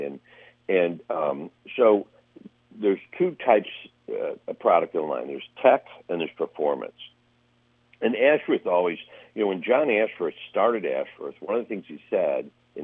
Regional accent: northern Ohio, United States; now in Palm Springs, United States; we grew up in Ohio, in northern Ohio

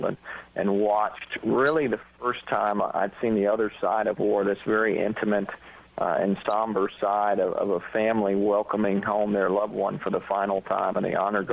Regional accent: Stillwater, Oklahoma, United States; moved away; also born or lived in Grand Haven, Michigan; My dad taught me at a very young age on the golf course growing up in Stillwater, Oklahoma

